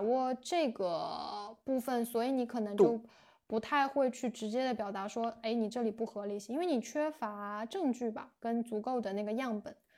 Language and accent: Chinese; China; moved away as an adult; 我们中国人